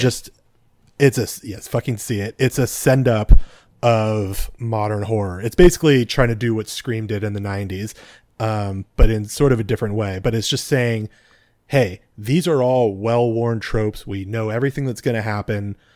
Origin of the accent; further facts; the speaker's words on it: California, United States; speaking as a Californian